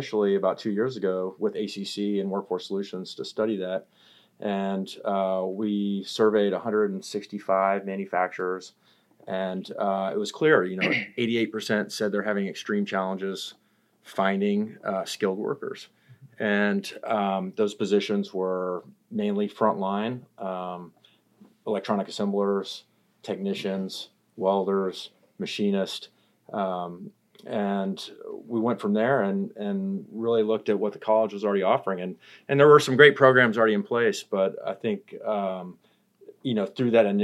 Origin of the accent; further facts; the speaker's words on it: Austin, Texas, United States; I grew up in Austin